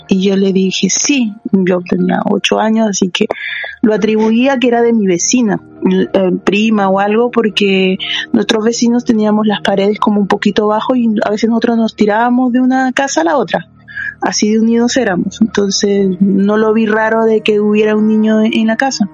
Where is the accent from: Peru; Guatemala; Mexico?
Peru; moved away as an adult; now in Santiago, Chile; Yo soy de Perú. Yo tengo viviendo acá como 10 años.